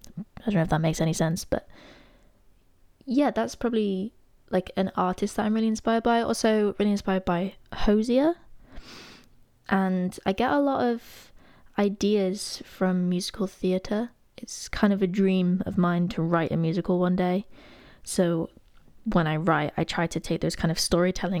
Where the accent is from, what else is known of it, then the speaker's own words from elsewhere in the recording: Derby, East Midlands, United Kingdom; moved away as an adult; now in Nottingham, United Kingdom; I'm originally from Derby, but I moved to Notts for uni